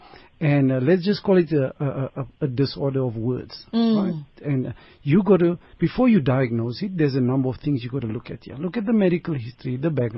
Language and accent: English; South Africa; a South African clinical psychologist